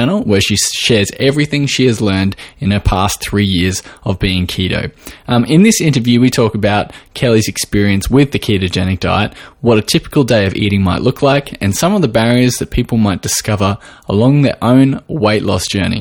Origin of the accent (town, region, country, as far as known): Australia